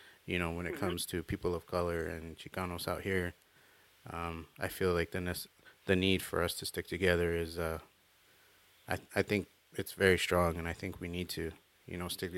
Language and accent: English; Tucson, Arizona, United States; Yeah, I'm from Tucson. I'm born and raised. Born in 1983.